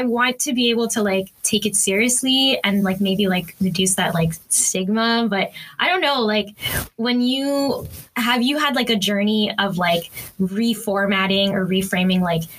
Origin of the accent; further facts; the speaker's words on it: Philippines; maybe my hesitation to the idea of like myself as a Filipino being up there